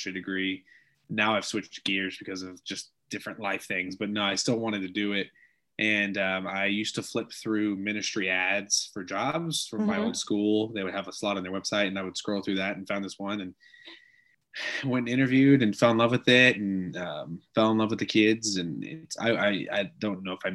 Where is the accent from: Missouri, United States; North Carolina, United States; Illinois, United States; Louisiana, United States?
Missouri, United States; South; I'm from South Missouri